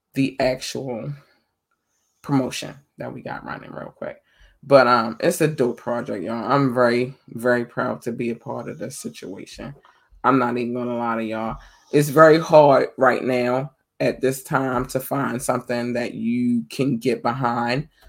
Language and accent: English; Baltimore, Maryland, United States; Baltimore is my hometown